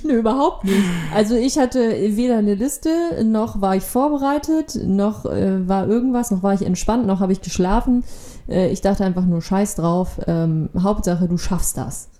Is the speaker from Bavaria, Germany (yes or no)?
no; Lower Saxony, Germany; now in Kiel, Germany; ich bin Niedersachsen